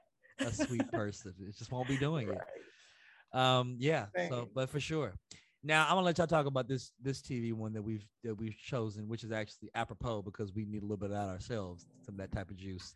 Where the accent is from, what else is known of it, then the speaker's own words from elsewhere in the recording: Chicago, Illinois, United States; as a Chicagoan.